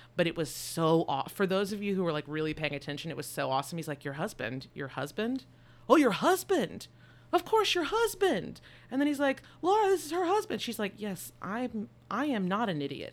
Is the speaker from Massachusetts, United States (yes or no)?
no; Texas, United States; We're from Texas